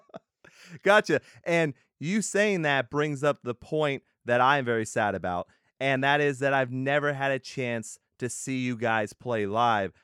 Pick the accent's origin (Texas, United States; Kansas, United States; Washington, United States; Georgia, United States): Texas, United States; I'm from Texas.